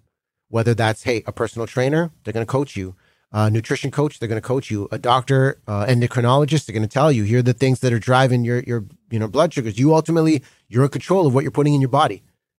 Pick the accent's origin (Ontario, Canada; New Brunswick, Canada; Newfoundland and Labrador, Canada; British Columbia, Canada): British Columbia, Canada; Delta; Like, we grew up in Delta, British Columbia. I came home.